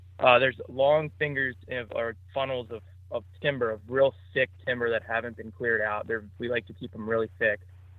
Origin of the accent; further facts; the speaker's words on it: Maryland, United States; I'm from Southern Maryland, so near the Solomons Island area, Calvert County, Maryland.